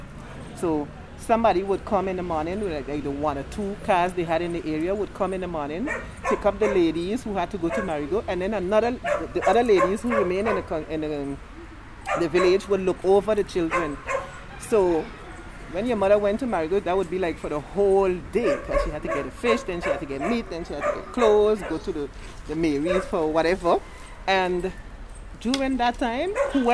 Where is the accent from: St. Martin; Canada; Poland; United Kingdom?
St. Martin; I grew up right here in French Quarter